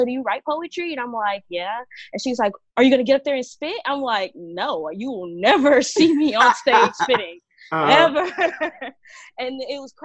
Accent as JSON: {"language": "English", "town": "Dallas", "region": "Texas", "country": "United States", "said": "I'm a poet from Dallas, Texas"}